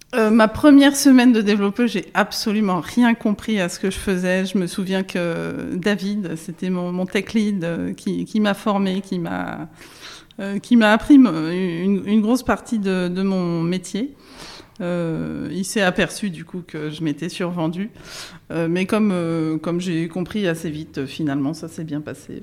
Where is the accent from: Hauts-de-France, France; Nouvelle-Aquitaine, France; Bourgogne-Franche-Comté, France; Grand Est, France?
Bourgogne-Franche-Comté, France; Burgundy; Je viens d'un petit village en Bourgogne.